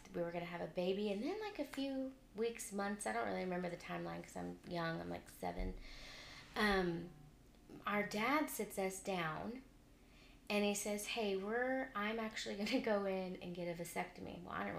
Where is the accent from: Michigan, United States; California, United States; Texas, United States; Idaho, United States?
Texas, United States; Round Rock; also born or lived in Houston; I grew up in Round Rock my whole life, and I had to move my senior year of high school to Houston